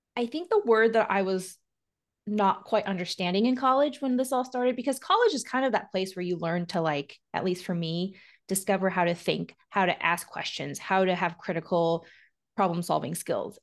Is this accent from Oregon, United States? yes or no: yes; Oregon, United States; I'm from Oregon